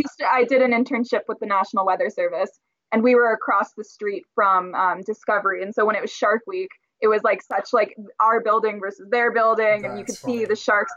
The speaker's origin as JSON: {"language": "English", "town": "Burbank", "region": "California", "country": "United States", "said": "We're from Burbank, which has Warner Brothers right there."}